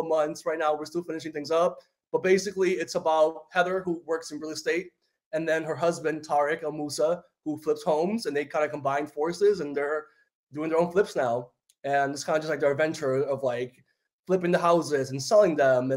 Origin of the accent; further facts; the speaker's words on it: New York City, New York, United States; first language Spanish; English is a second language; moved away as an adult; also born or lived in Dominican Republic / Washington Heights, New York City / Harlem, New York City; now in New Jersey, United States; I grew up in the Bronx